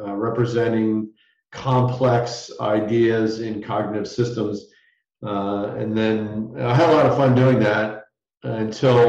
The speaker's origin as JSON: {"language": "English", "region": "Southern Connecticut", "country": "United States", "tie": "born or raised there", "said": "I grew up in Southern Connecticut"}